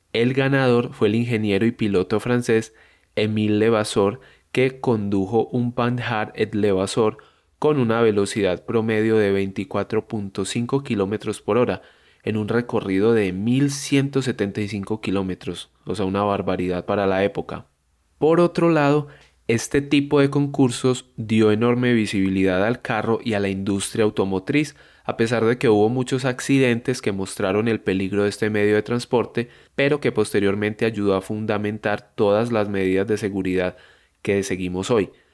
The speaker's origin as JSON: {"language": "Spanish", "country": "Colombia"}